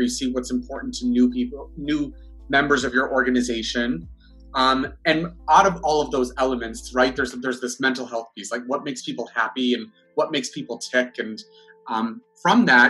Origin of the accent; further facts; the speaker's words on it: Buffalo, New York, United States; moved away as an adult; I was born and raised in Buffalo, New York.